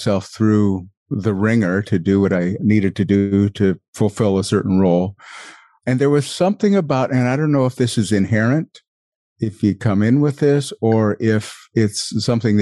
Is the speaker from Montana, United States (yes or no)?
yes; a small town outside of Billings, Montana, United States; moved away as an adult; I was from a small town outside of Billings